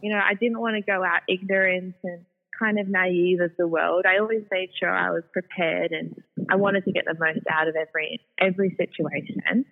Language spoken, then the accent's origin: English; Sydney, New South Wales, Australia; I'm a Sydney girl, born and raised. Mm-hmm. So I was brought up predominantly on the northern beaches